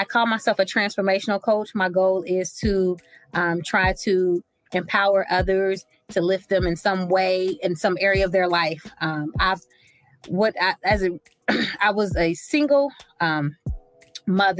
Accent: Cincinnati, Ohio, United States; I'm from Cincinnati, Ohio, and that's where I currently reside right now.

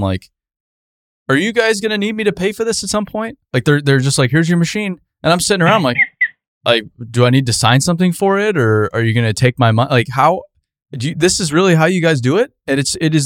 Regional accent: Arizona, United States; I grew up in Arizona

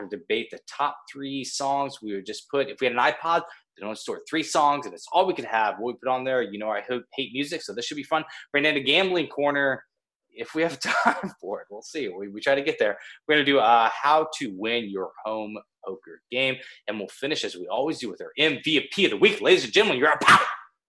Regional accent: Topeka, Kansas, United States; moved away as an adult; also born or lived in Los Angeles area; I am from Kansas. I'm going to count Kansas City, born Topeka.

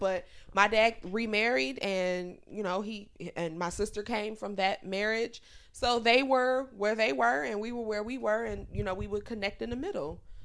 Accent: Chicago, Illinois, United States; moved away; I grew up on the South Side in the hood.

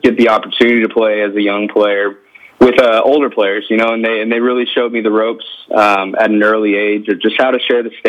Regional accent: United States; also born or lived in Louisiana / Houston, Texas; growing up in Texas and Louisiana

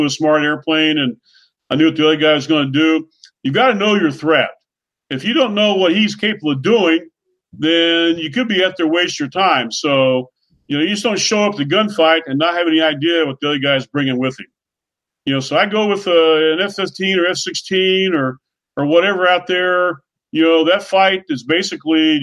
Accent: Oklahoma, United States; My call sign, …. I'm from Oklahoma

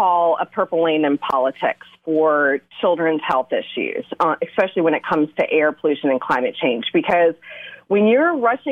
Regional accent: Asheville, North Carolina, United States; moved away as an adult; now in Raleigh, United States; I grew up in Western North Carolina, just outside of Asheville, but I've spent my adult years down in Raleigh.

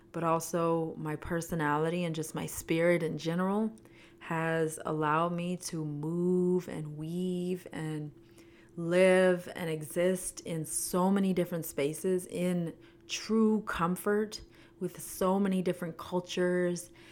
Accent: Canada; moved away as an adult; now in United States; I was born and raised in Canada, lived there for twenty years, moved to the United States when I was twenty, well, nineteen

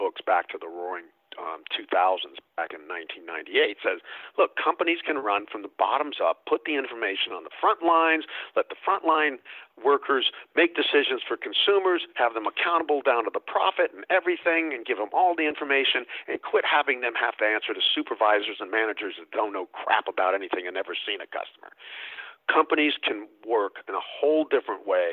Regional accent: the South, United States; I grew up in the South. That was like growing up in the 1800s instead of the 1900s

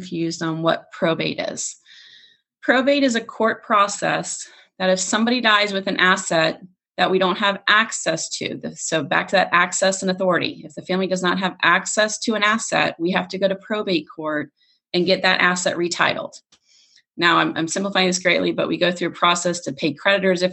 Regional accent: Florida, United States; I'm from Florida

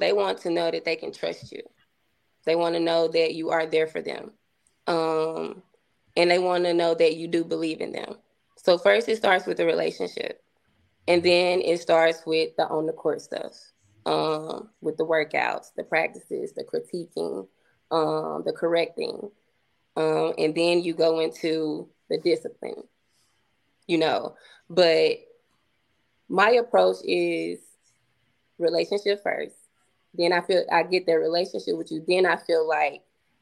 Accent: Coldwater, United States; moved away; I'm from Coldwater. I'm from this same town

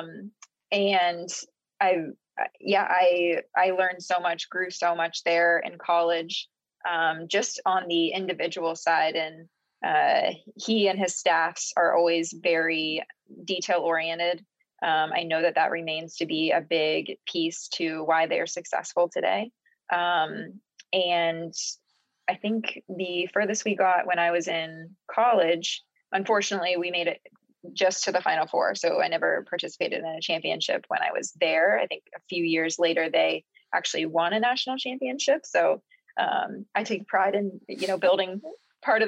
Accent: Cincinnati, Ohio, United States; I grew up in Cincinnati, Ohio, was born there, raised there, family still there.

